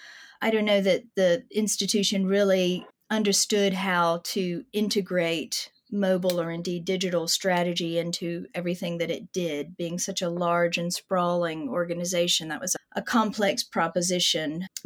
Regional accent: United States; As an American art historian, of course, I had heard of the Peel family

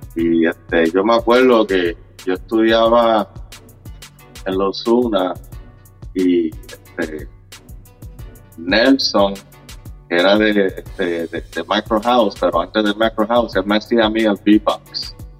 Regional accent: Loíza, Puerto Rico; now in Orlando, United States; yo soy de Loíza, yo soy del barrio Las Cuevas. Yo nací, nací, me crié en Loíza

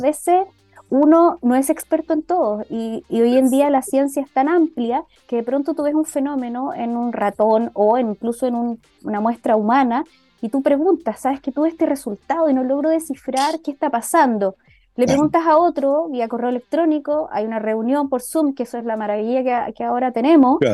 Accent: Chile; como inmunólogos e inmunólogas de Chile

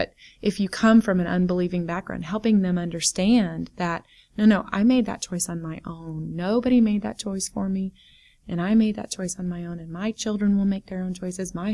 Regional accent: United States; moved away; I was born an American

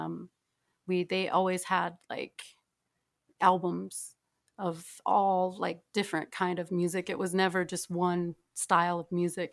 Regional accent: Yankton Sioux Reservation, near Yankton, South Dakota, United States; moved away; I'm from, uh, South Dakota. I, I grew up on the Hunctuah Nation

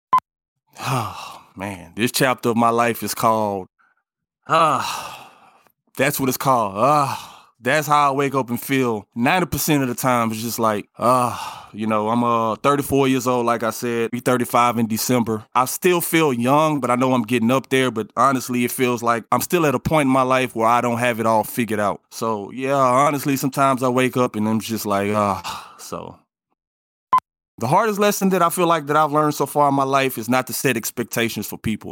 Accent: Port Arthur, Texas, United States; moved away as an adult; now in Houston, United States; where I come from, I come from Port Arthur. It's not nothing glamorous out there, and I lived in the projects

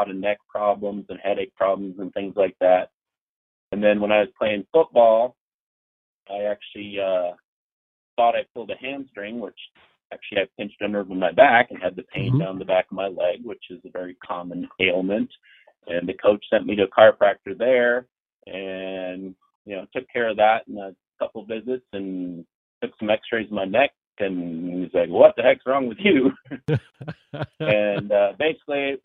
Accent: Marshfield, Wisconsin, United States; also born or lived in Lakeland, Wisconsin; now in Loveland, United States; I'm originally from northern Wisconsin, so quite a ways up north. I was in Marshfield

